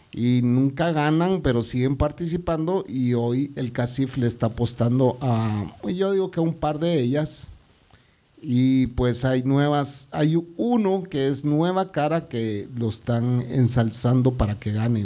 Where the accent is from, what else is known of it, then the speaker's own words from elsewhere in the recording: Guatemala City, Guatemala Department, Guatemala; el centro comercial de mi vecindario, pues, donde yo crecí